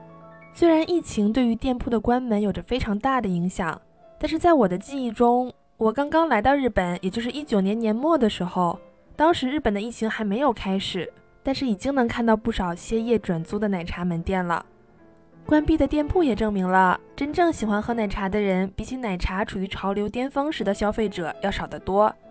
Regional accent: China; now in Japan; 作为一个中国人，我早在糖葫芦在日本开始流行以前，就已经想尽办法在中华物产店等等地方买过糖葫芦

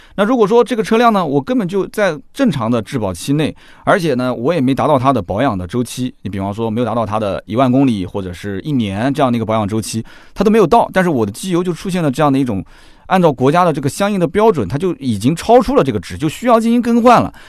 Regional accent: Nanjing, Jiangsu, China; accent: Nanjing dialect; 就我们南京，南京话啊

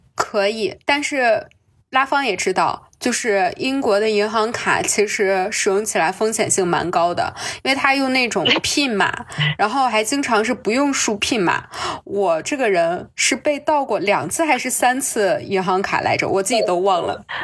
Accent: China; also born or lived in Colchester, United Kingdom; 对我们中国人有一些偏见

